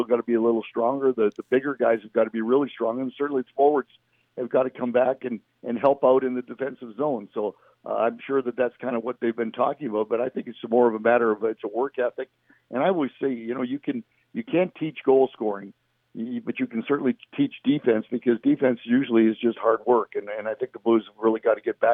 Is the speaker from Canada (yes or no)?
yes; Western Canada, Canada; we're all from the West